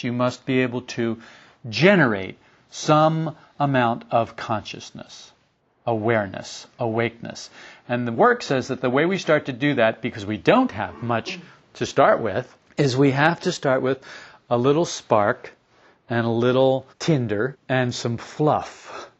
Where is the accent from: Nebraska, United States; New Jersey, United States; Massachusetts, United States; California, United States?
New Jersey, United States; moved away; also born or lived in Florida; I was raised in New Jersey